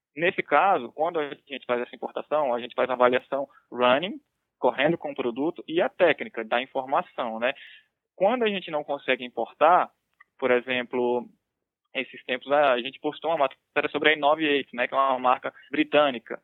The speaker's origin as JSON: {"language": "Portuguese", "town": "Brasília", "region": "Federal District", "country": "Brazil", "tie": "born or raised there", "also_born_or_lived": "Pernambuco", "said": "Então, sou de Brasília, né? moro aqui há, desde que eu nasci, vamos dizer assim. Sou pernambucano na realidade, mas sou radicado aqui em Brasília. Só nasci lá e vim para cá"}